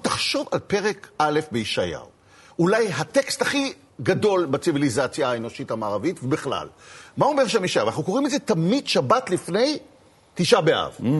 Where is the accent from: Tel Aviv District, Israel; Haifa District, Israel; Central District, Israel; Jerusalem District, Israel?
Tel Aviv District, Israel; Tel Aviv; אני הייתי בתור ילד בתל אביב, נולדתי בשישים, אלף תשע מאות שישים בתל אביב